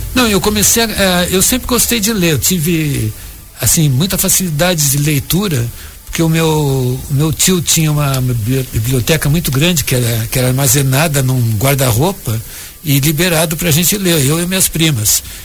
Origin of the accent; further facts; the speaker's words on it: Jaguarão, Rio Grande do Sul, Brazil; eu fui criado em Jaguarão, ali na, na fronteira com o Uruguai